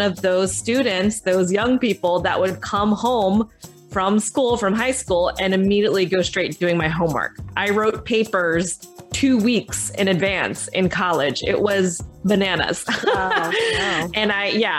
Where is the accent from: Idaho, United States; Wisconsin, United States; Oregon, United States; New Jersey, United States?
New Jersey, United States; Southern; also born or lived in Philadelphia; I was born in Philadelphia, but grew up in Southern New Jersey.